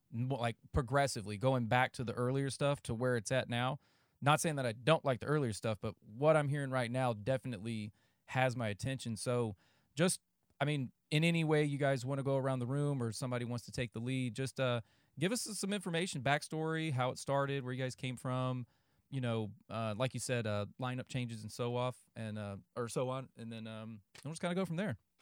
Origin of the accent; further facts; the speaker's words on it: just south of Greensboro, North Carolina, United States; moved away; also born or lived in Ohio / Camp Lejeune; I was born in Ohio, but moved down after I was, like, I don't know, fifteen, sixteen months. And then I was basically raised in North Carolina